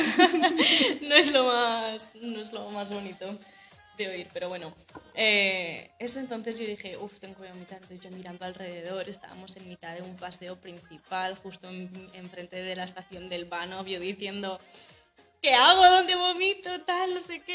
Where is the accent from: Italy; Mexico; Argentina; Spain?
Spain; Navarre; moved away as an adult; also born or lived in Colombia; now in Germany; nací en Colombia, tengo 22 años. Em, bueno, vivo en España desde que tenía, uf, como 8 o 9 meses. Y y eso, vivo en Navarra. Básicamente he vivido desde los 10 años en Navarra